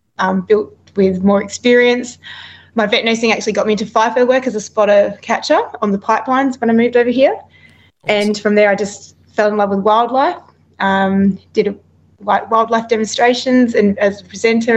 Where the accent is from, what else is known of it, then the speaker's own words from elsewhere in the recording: Adelaide, South Australia, Australia; also born or lived in Perth; now in Gold Coast, Australia; I'm originally from Adelaide, South Australia, but I now live in Queensland on the Gold Coast